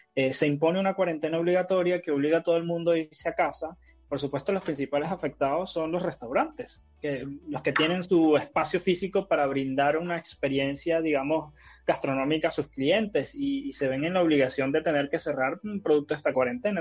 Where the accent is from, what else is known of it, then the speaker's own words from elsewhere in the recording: Venezuela; now in Chile; en Venezuela, que es de donde yo soy